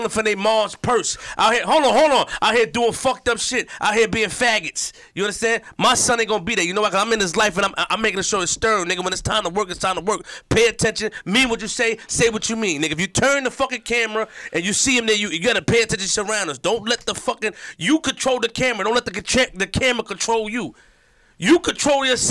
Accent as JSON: {"language": "English", "town": "New York City", "region": "New York", "country": "United States", "said": "I'm not from Harlem. I'm from Queens."}